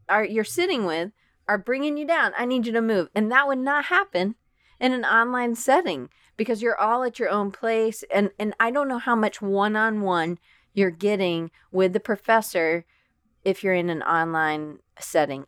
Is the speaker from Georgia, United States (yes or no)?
yes; Atlanta, Georgia, United States; moved away as an adult; also born or lived in Auburn, Alabama / Denver, Colorado / Richmond, Virginia; I grew up in Atlanta, Georgia